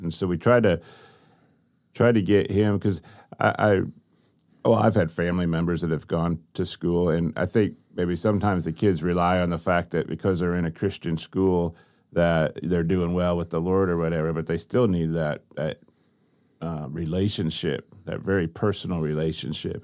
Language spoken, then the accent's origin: English; Ohio, United States; I grew up in Ohio